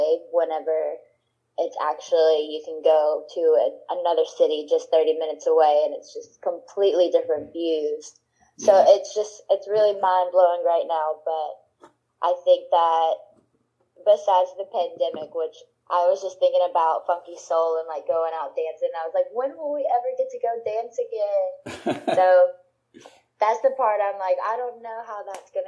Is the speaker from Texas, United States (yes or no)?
yes; Orange, Texas, United States; also born or lived in Louisiana; I'm from Orange, Texas. Moved back and forth between Louisiana and Texas, but ended up in Texas